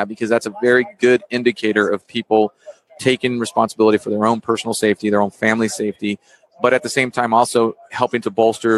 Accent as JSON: {"language": "English", "region": "Texas", "country": "United States", "tie": "born or raised there", "moved": "as an adult", "said": "born and raised in Texas, I left for the Navy."}